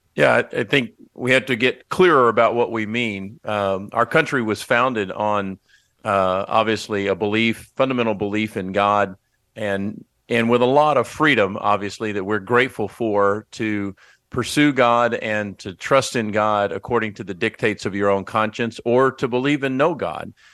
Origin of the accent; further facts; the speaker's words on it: Texas, United States; as a Texan